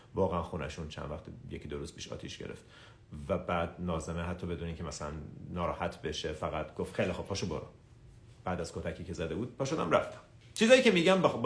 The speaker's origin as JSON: {"language": "Persian", "town": "Tehran", "region": "Tehran Province", "country": "Iran", "tie": "born or raised there", "said": "24 سپتامبر 1985 تهران به دنیا اومدم"}